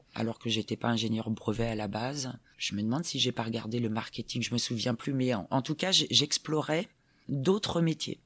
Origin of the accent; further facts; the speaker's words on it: Saint-Herblain, Pays de la Loire, France; moved away as an adult; also born or lived in California; now in Grenoble, France; j'ai grandi à Nantes, hein. Saint-Herblain exactement